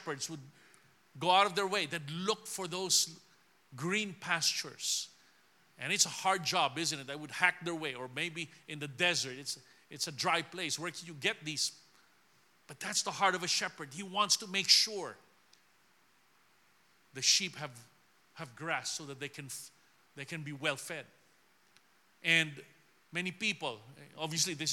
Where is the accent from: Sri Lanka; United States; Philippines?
Philippines; I'm just someone from the Philippines